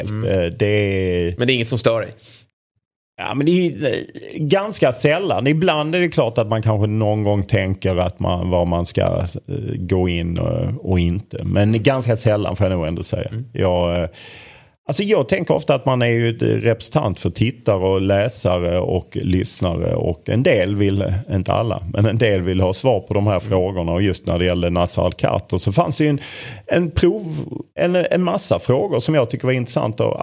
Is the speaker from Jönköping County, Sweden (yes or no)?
no; Lund, Skåne, Sweden; Jag är från Lund vill jag betona.